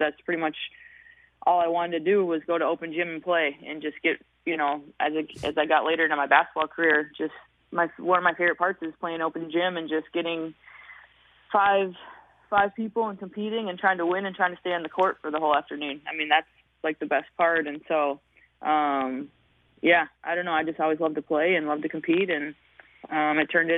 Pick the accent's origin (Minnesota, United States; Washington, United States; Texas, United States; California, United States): Minnesota, United States; Hutchinson; growing up in Hutchinson, Minnesota, like, you just, I wasn't a kid from the metro